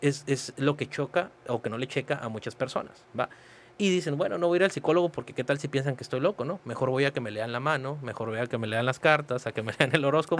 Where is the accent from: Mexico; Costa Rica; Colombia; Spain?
Mexico; Mexicali, Baja California; also born or lived in Palo Alto, California; yo soy este, nacido en Mexicali, Baja California, soy cachanilla 100%